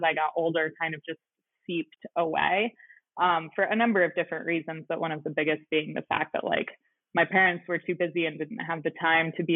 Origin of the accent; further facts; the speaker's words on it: Central Oregon, United States; you and I both had the experience of growing up in Central Oregon